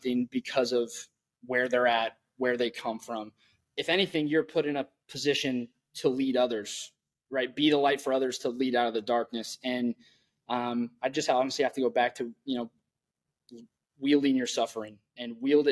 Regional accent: Tumwater, Washington, United States; grew up in Olympia, Washington, or Tumwater, Washington

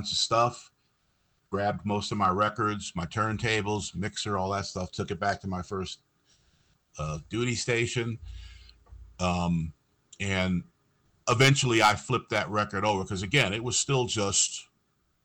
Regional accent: New York area, United States; growing up in New York area

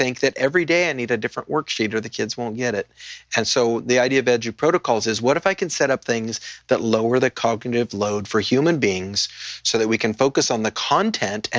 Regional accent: Paso Robles, California, United States; I grew up in Paso Robles, which has gone from 3 wineries to 500 wineries since I lived there

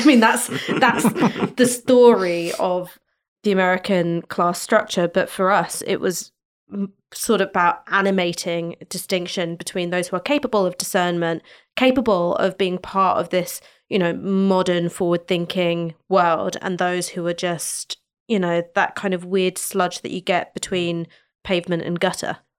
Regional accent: London, United Kingdom; being born and raised in London

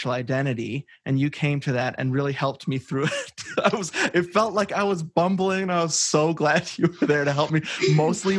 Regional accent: Wisconsin, United States; moved away as an adult; also born or lived in Arizona; I'm from Wisconsin

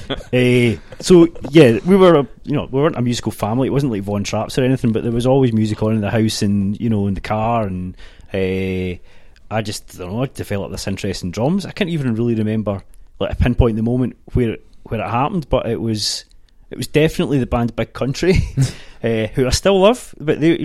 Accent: Ardrossan, Scotland, United Kingdom; Ayrshire, yeah. I'm from Ardrossan

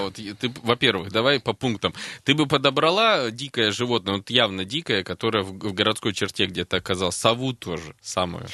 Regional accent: Krasnoyarsk, Krasnoyarsk Krai, Russia; Я буду последний красноярец

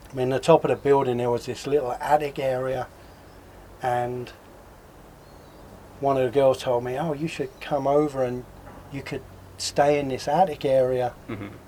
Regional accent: London, United Kingdom; I was growing up in London. I pretty early on got into speed.

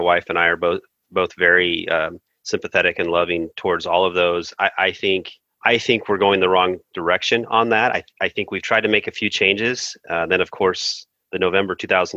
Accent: East Texas, United States; moved away; I grew up in East Texas for a while

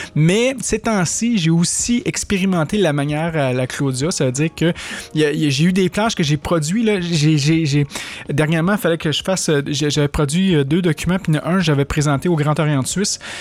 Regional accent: Quebec, Canada; accent: québécois; mon accent québécois

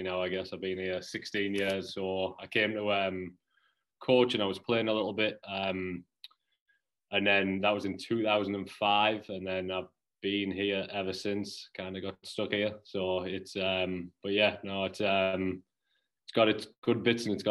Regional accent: Middlesbrough, North East England, United Kingdom; moved away as an adult; also born or lived in New Jersey / Cape Cod, Massachusetts; now in Massachusetts, United States; I'm from Middlesbrough in the northeast of England

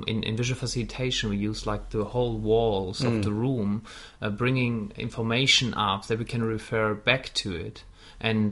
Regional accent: Wuppertal, North Rhine-Westphalia, Germany; English is a second language; moved away; when I lived in my hometown where I grew up in Wuppertal

